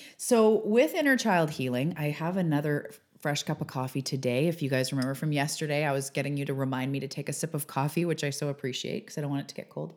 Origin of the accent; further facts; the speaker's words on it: Canada; outing myself as Canadian